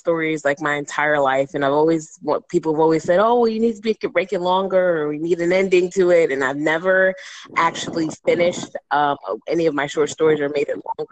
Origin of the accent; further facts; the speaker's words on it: Harrisburg, Pennsylvania, United States; I am from Harrisburg, Pennsylvania